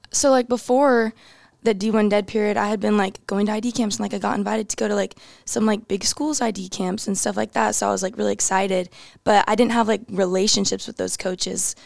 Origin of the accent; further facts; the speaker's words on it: New Braunfels, Texas, United States; moved away; I'm from New Braunfels, Texas. I grew up playing for a really small club.